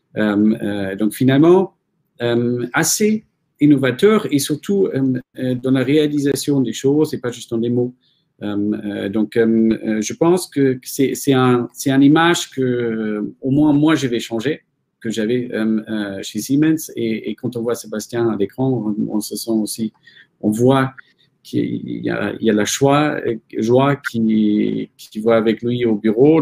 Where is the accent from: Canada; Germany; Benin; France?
Germany; moved away; je suis allemand